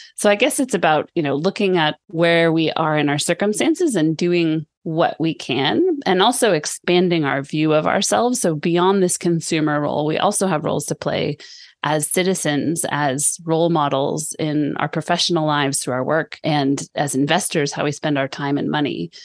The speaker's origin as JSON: {"language": "English", "town": "Sonoma", "region": "California", "country": "United States", "tie": "born or raised there", "moved": "as an adult", "lives_now": "Sweden", "said": "I grew up in Sonoma, where you live now"}